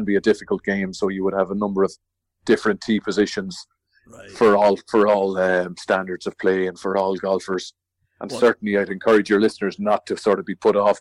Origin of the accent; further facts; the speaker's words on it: Ireland; as an Irishman